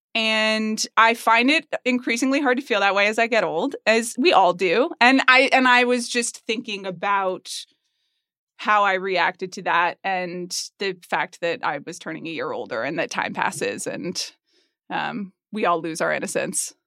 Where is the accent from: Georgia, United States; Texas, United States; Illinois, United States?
Georgia, United States; Atlanta; I grew up in Atlanta, Georgia